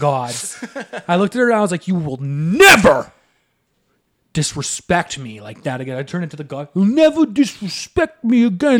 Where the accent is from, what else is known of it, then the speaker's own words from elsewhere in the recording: Selkirk, Manitoba, Canada; we're from Selkirk